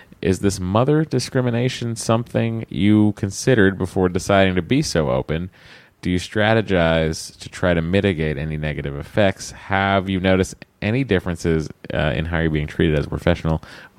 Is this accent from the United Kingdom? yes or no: no; Canada; moved away as an adult; now in United States; I'm female, 28, hetero married, no kids. Currently not trying to have any. And I am a Canadian who moved to the U.S. in September of 2016.